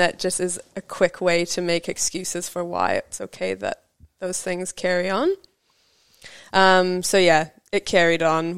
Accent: British Columbia, Canada; moved away as an adult; also born or lived in Vancouver; now in New Zealand; I moved, like, to Vancouver, so, like, a ferry boat ride away from my hometown.

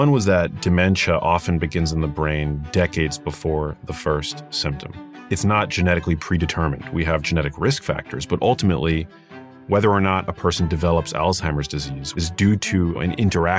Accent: New York City, New York, United States; I grew up in New York City, in Manhattan, in a neighborhood called Murray Hill

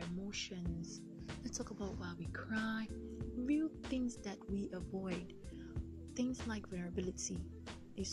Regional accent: Delta, Nigeria; I'm from Delta State, Lake Nigeria, West Africa.

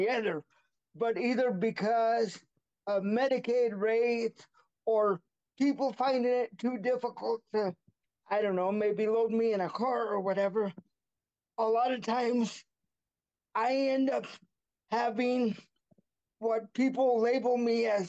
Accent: Buhl, Idaho, United States; now in Caldwell, United States; I'm currently in Caldwell, Idaho. However, I was raised in a small town called Buell, Idaho.

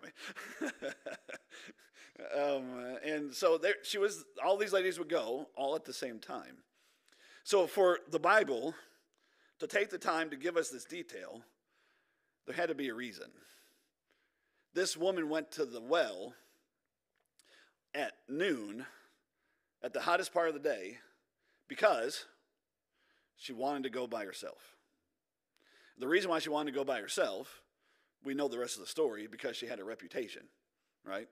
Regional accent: United States; us Americans

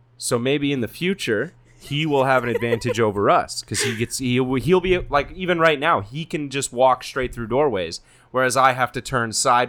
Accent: Canada; we're from Canada.

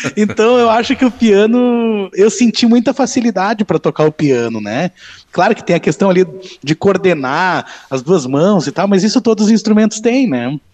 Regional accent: Novo Hamburgo, Rio Grande do Sul, Brazil; moved away as an adult; now in Bento Gonçalves, Brazil; Eu sou natural de Novo Hamburgo, né? E eu moro aqui em Bento há 20 anos.

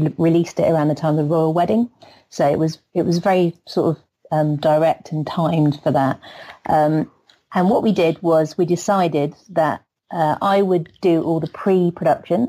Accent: England, United Kingdom; I'm the English one

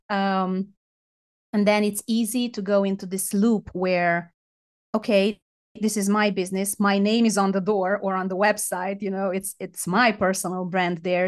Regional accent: Romania; I'm from Romania

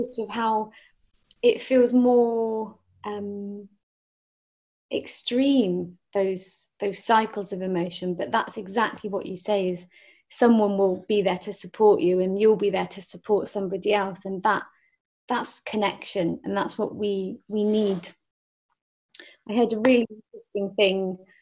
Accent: Forest of Dean, South West England, United Kingdom; I grew up in the Forest of Dean.

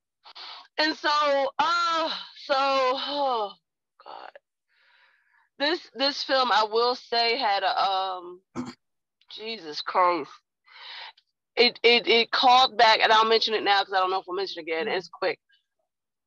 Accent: United States; I am an African-American woman

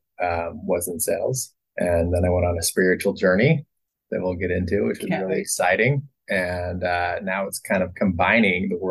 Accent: Salt Lake City, Utah, United States; I grew up in Salt Lake City and kind of did the Utah Mormon thing

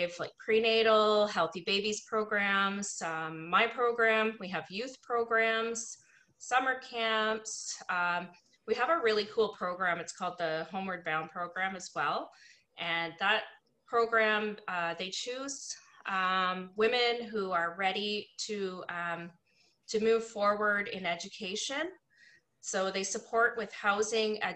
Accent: Niagara, Ontario, Canada; I grew up in Niagara in a predominantly non-Indigenous community

